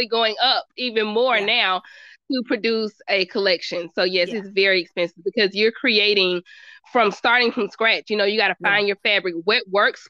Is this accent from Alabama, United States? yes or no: yes; Birmingham, Alabama, United States; moved away as an adult; now in Atlanta, United States; I'm from Birmingham, so Atlanta was kind of like 2-hour drive